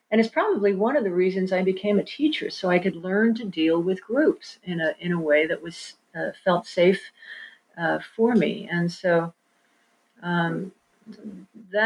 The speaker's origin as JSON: {"language": "English", "town": "Kansas City", "country": "United States", "tie": "born or raised there", "also_born_or_lived": "New York", "moved": "yes", "said": "I did not grow up on the farm. I grew up in Kansas City"}